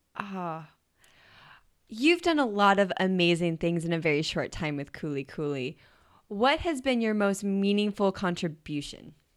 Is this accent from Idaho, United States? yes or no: yes; Idaho, United States; moved away as an adult; also born or lived in Bozeman, Montana; I grew up in Idaho and then went to school in Bozeman, Montana.